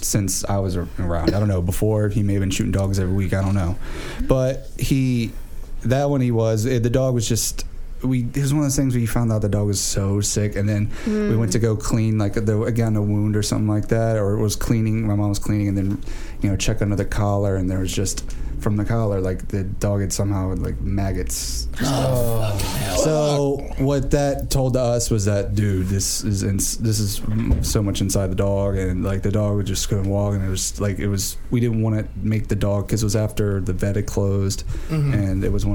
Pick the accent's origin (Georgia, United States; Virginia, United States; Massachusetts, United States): Virginia, United States; Richmond; moved away; Richmond, Virginia